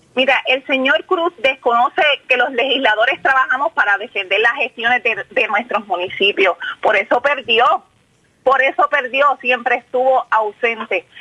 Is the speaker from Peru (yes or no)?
no; Jayuya, Puerto Rico; yo soy de Jayuya y el alcalde es mi padre